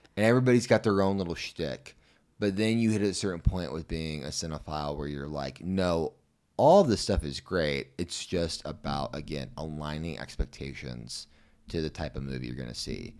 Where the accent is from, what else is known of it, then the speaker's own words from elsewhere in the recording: Missouri, United States; I'm from Missouri